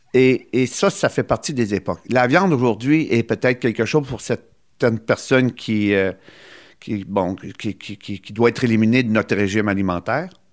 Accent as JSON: {"language": "French", "area": "Gaspésie", "region": "Quebec", "country": "Canada", "said": "chez nous, en Gaspésie"}